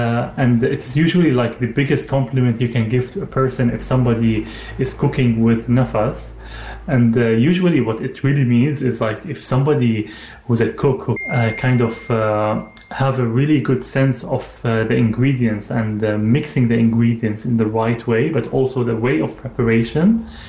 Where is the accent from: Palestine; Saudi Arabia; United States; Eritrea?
Saudi Arabia; So I grew up in Saudi Arabia. My parents, they were working there. My dad had his business.